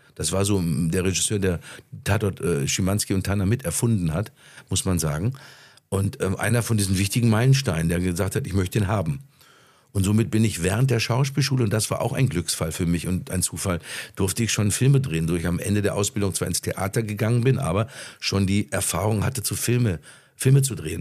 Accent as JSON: {"language": "German", "area": "Ruhr area", "region": "North Rhine-Westphalia", "country": "Germany", "tie": "born or raised there", "said": "Das ist meine Heimat. Hier komme ich her"}